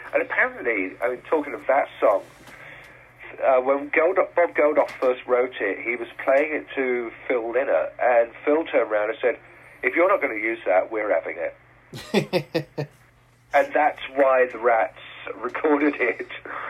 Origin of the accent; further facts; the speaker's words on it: South East England, United Kingdom; yeah, I'm a Brit from the, you know, from the Kent countryside.